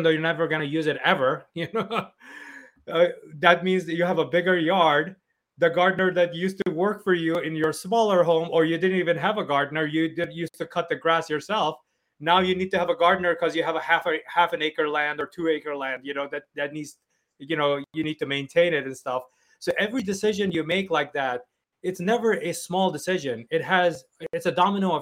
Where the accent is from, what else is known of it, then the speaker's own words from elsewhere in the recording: New York City, New York, United States; also born or lived in Turkey; I grew up in Flushing, New York